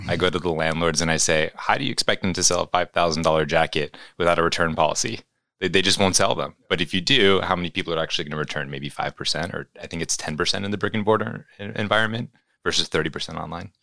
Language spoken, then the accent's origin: English; New York City, New York, United States; growing up in New York City